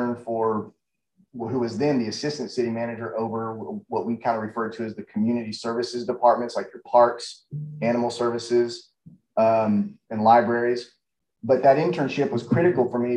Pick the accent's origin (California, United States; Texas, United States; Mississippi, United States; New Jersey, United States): Texas, United States; North; now in Austin, United States; I grew up in North Texas